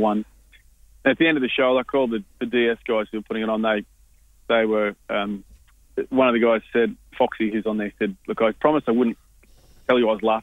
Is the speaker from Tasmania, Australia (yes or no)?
no; Queensland, Australia; now in Byron Bay, Australia; I am a Queenslander